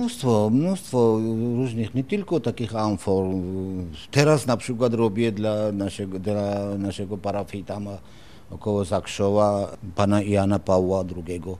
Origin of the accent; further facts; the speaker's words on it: Imereti, Georgia; Polish is a second language; moved away as an adult; now in Wrocław, Poland; pochodzę bardziej z Imeretyn